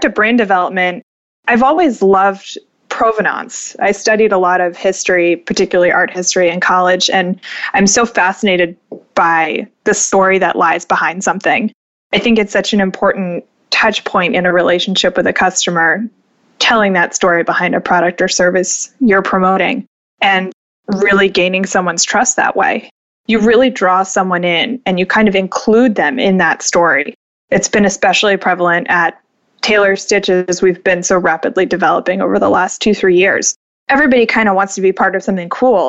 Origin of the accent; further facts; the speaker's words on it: Florida, United States; now in Bay Area, United States; I grew up in Florida, so sunshine is like in my DNA.